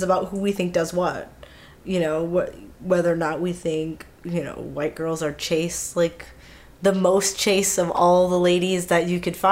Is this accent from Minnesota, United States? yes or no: yes; Minneapolis, Minnesota, United States; we grew up in Minneapolis, in the city, in Minneapolis